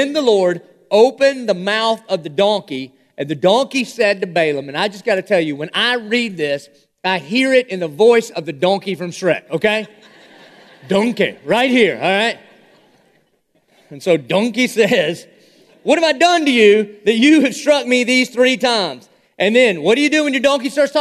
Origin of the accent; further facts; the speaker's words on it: Dillon, South Carolina, United States; I am a redneck from Dillon, South Carolina.